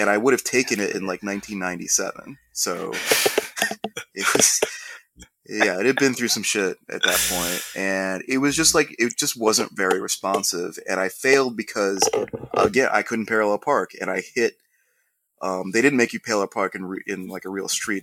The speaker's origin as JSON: {"language": "English", "town": "Columbus", "region": "Ohio", "country": "United States", "said": "we're both from Ohio."}